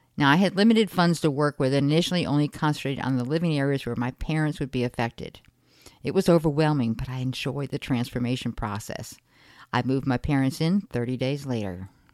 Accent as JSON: {"language": "English", "region": "Connecticut", "country": "United States", "tie": "born or raised there", "said": "I grew up in Connecticut in a middle-class family of five"}